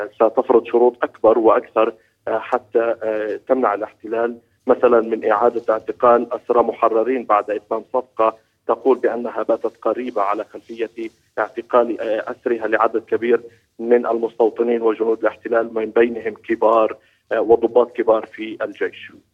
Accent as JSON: {"language": "Arabic", "country": "Palestine", "said": "بمنظورنا كفلسطينيين"}